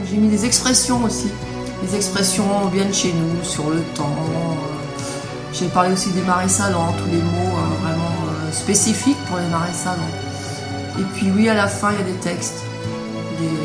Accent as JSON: {"language": "French", "town": "L'Épine", "region": "Pays de la Loire", "country": "France", "tie": "born or raised there", "accent": "patois de l'Épine", "first_language": "Patois of L'Épine (Noirmoutier)", "said": "le, patois de l'épine, euh, bah, c'est ma langue natale en fait. Et c'est sans doute pour ça que j'y suis autant attachée."}